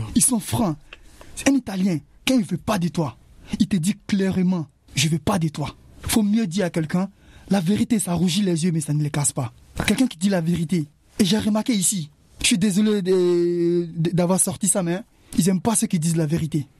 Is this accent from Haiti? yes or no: no; Côte d’Ivoire; moved away; Chez moi, en Côte d'Ivoire